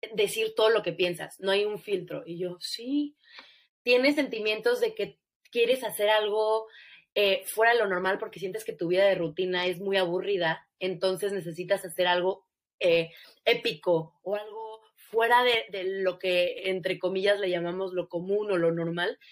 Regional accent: Mexico; now in United States; vemos ese apoyo en Estados Unidos como mexicana

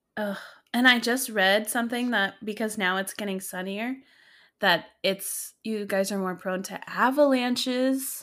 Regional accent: Ohio, United States; I am from Ohio. I currently live in Ohio

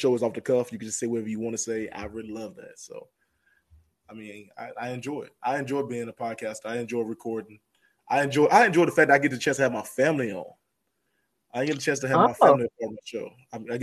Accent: North Carolina, United States; I didn't know I had an accent. I didn't know that. I know I'm from North Carolina, but I didn't know I sound like this right here when I first started. So it really was thick

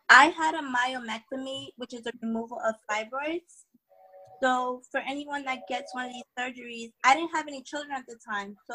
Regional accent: New York, United States; I'm from New York.

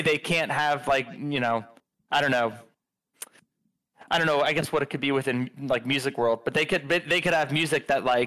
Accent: Philadelphia, Pennsylvania, United States; moved away; I'm from Philly

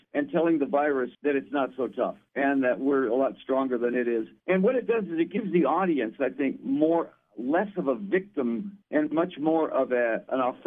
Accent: Detroit, Michigan, United States; I'm from Detroit

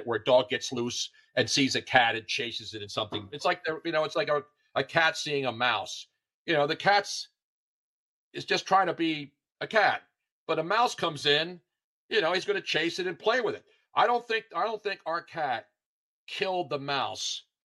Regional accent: Philadelphia, Pennsylvania, United States; it's my hometown

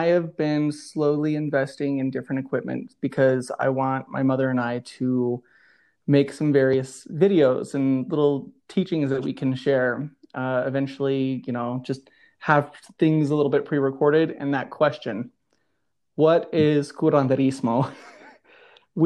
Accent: United States; now in Denver, United States; I blend in my traditions that I learned growing up on the Navajo reservation

